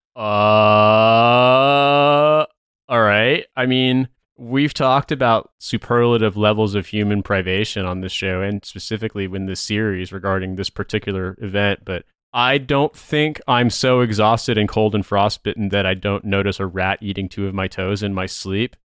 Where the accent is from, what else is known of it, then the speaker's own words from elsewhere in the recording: United States; as an American